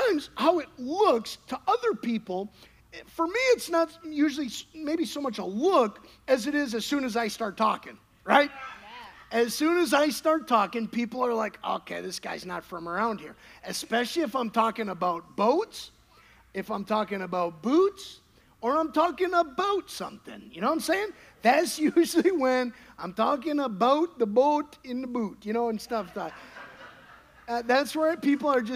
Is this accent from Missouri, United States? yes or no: no; Wisconsin, United States; now in Texas, United States; That's where I grew up